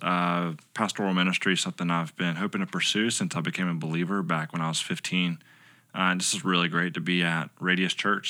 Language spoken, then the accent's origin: English; Lugoff, South Carolina, United States; moved away as an adult; also born or lived in Southeast Asia; now in Lexington, United States; originally I'm from Lugoff, which is over in Northeast